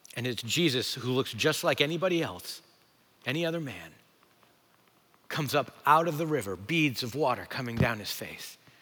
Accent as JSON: {"language": "English", "region": "New England", "country": "United States", "said": "I'm from New England"}